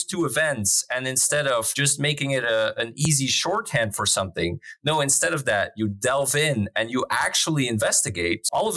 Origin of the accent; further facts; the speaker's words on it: Flanders, Belgium; moved away as an adult; now in Netherlands; I'm from Belgium. I grew up there. I had my education there